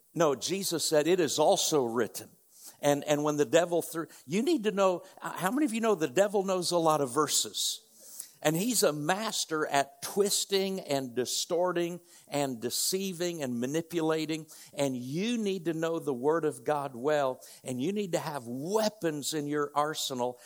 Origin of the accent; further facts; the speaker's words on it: north central Indiana, United States; moved away as an adult; now in Oklahoma, United States; we grew up in north central Indiana